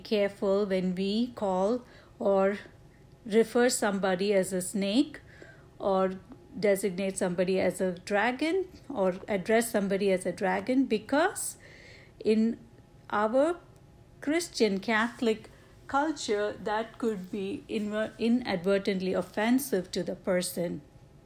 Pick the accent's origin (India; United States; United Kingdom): India; moved away; my home country in India